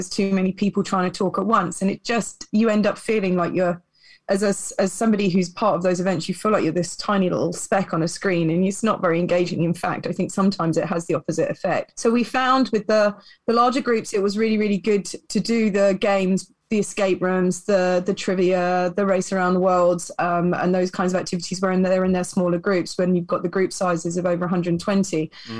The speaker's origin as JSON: {"language": "English", "region": "England", "country": "United Kingdom", "tie": "born or raised there", "moved": "yes", "lives_now": "Canada", "said": "I mean, when I compare it to what I had growing up in England, it's 110% bigger than that in Canada."}